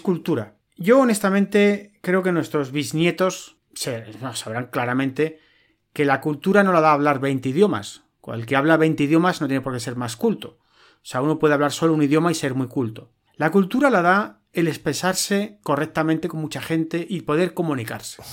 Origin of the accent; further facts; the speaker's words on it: Madrid, Community of Madrid, Spain; Yo nací en Europa, en Madrid